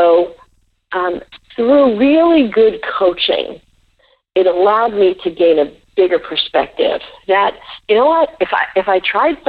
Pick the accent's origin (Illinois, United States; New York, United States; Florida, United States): New York, United States; New York City; I grew up in the Bronx